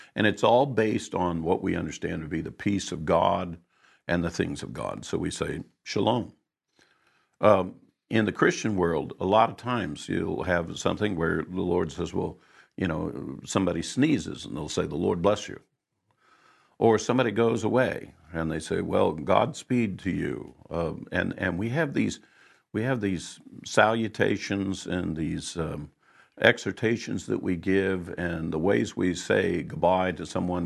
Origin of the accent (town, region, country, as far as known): United States